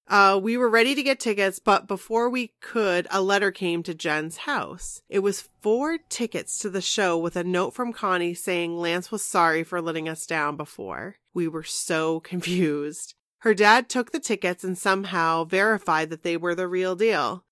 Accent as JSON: {"language": "English", "region": "Maine", "country": "United States", "said": "we're from Maine"}